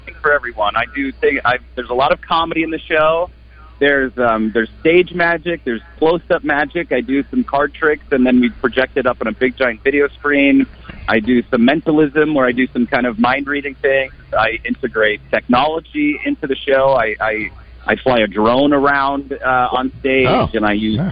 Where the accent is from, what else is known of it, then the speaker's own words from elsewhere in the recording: Wisconsin, United States; moved away; I was born in Wisconsin